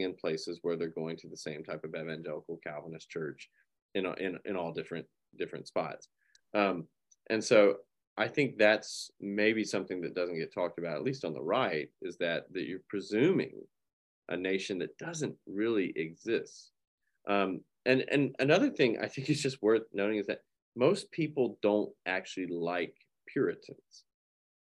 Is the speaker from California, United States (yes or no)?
no; North Carolina, United States; moved away as an adult; now in Hillsdale, United States; the city that I grew up in North Carolina